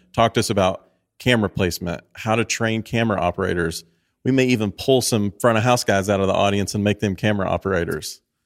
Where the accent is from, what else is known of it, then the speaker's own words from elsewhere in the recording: Tennessee, United States; I grew up in Tennessee